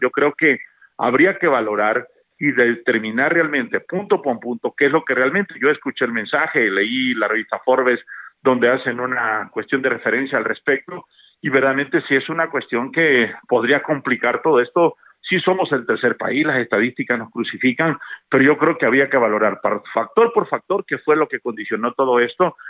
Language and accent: Spanish; Mexico; todos somos mexicanos, todos somos México